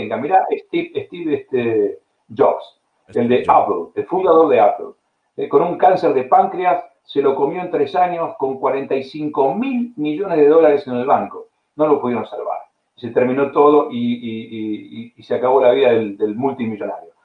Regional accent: Argentina; moved away; yo nací en Argentina

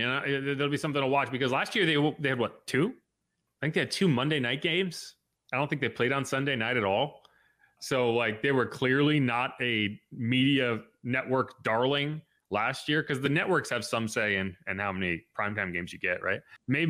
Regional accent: Connecticut, United States; It's like where I grew up in Connecticut.

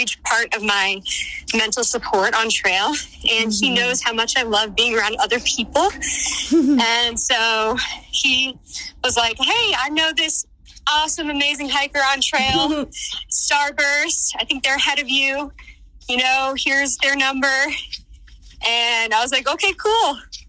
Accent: Boston, Massachusetts, United States; now in Utah, United States; I'm from the Boston area, but I live in Utah now.

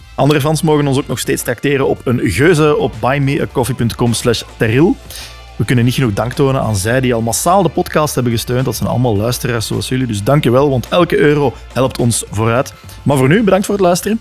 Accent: Leuven, Flanders, Belgium; ik kom uit Leuven

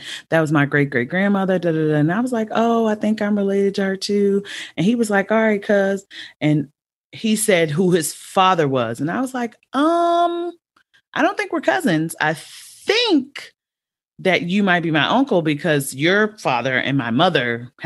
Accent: Los Angeles, California, United States; also born or lived in Baltimore, Maryland; I grew up

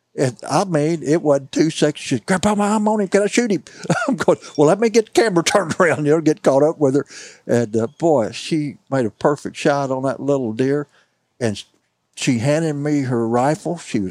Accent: St. James, Missouri, United States; I'm from St. James. I've run into people from Cuba, Steelville, Sullivan. That's all 10 to 30 miles from me.

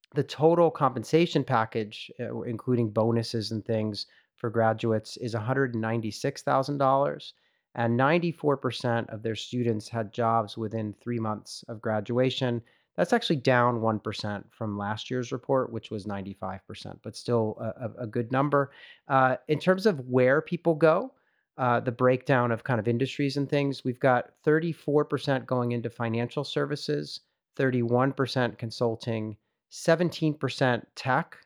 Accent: United States; now in France; me being American

